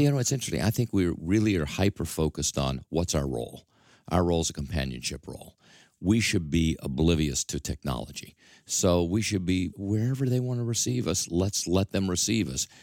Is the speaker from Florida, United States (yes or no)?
no; Mississippi, United States; accent: drawl; moved away as an adult; also born or lived in Detroit; now in New York, United States; I still have this drawl, and I probably will never get rid of it, although I've been here since nineteen seventy-seven, so I think I'm long gone from Mississippi, but that's still my heritage.